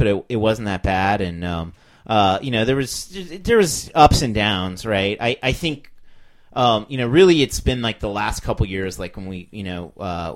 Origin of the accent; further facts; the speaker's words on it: United States; being an American